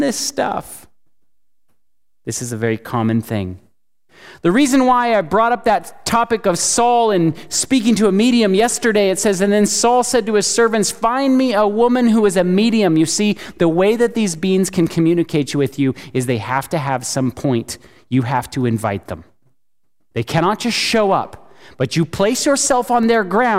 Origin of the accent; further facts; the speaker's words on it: California, United States; now in Chattanooga, United States; I live in Chattanooga. I live in the Bible Belt, right? I'm from California.